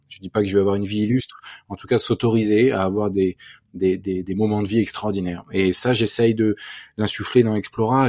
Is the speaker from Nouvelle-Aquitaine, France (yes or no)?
no; Versailles, Île-de-France, France; j'ai grandi à Versailles dans un environnement assez privilégié